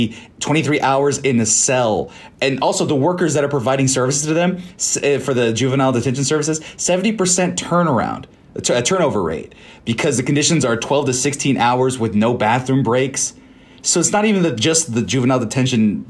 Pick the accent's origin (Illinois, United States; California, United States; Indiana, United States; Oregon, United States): California, United States; now in Texas, United States; I come from a hot state. I'm from California.